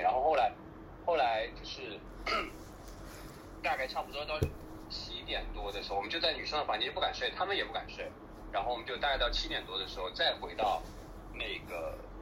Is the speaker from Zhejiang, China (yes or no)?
yes; Wenzhou, Zhejiang, China; 在我们家乡，就是温州